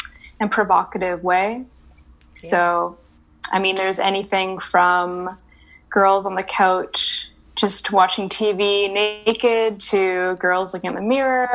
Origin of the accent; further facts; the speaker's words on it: Vancouver, British Columbia, Canada; also born or lived in Montreal; I was born and raised in Vancouver